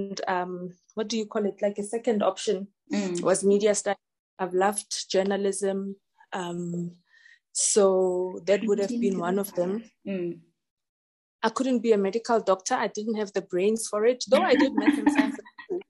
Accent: Ga-Rankuwa, North West, South Africa; Born and bred in Garankuwa

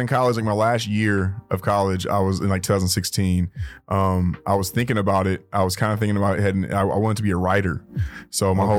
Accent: Inglewood, California, United States; Yeah, I'm from Inglewood, man. I'm from Inglewood, California, man. Yeah, from out here.

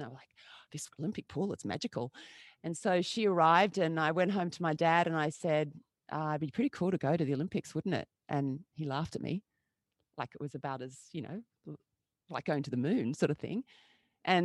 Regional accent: Sydney, New South Wales, Australia; I grew up on the Northern Beaches of Sydney

